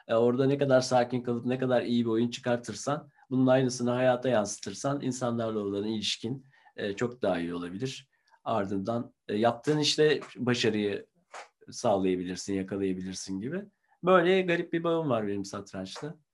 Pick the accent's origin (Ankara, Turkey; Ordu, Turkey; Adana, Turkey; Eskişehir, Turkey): Ankara, Turkey; ben Ankara'da tabii ki çok çalmak isterim bir Ankaralı olarak.